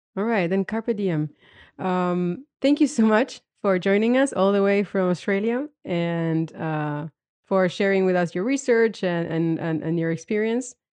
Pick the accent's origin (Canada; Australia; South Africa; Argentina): Argentina; I come from Argentina